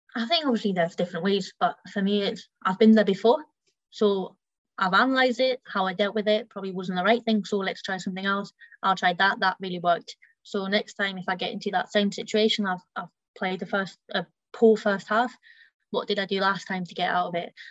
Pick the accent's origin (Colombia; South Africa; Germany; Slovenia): Germany; now in Leicester, United Kingdom; I grew up in Germany